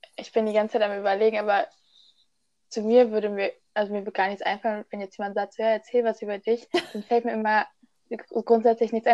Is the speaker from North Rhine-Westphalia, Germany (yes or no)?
yes; Oberbergischer Kreis, North Rhine-Westphalia, Germany